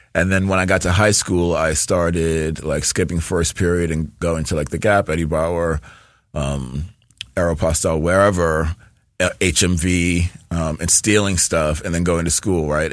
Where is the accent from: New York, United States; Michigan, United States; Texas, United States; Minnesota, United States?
New York, United States; I'm from New York, born and raised, and we moved around a lot